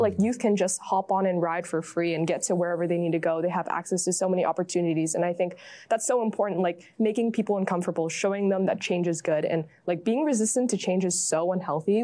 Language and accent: English; San Francisco, California, United States; growing up in the Bay View and the Excelsior